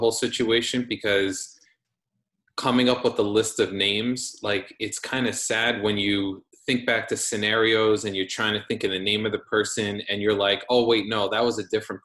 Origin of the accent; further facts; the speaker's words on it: New York City, New York, United States; moved away as an adult; now in Long Island, United States; right now I'm in Long Island, just moved here a couple of weeks ago, but was born and raised in Queens.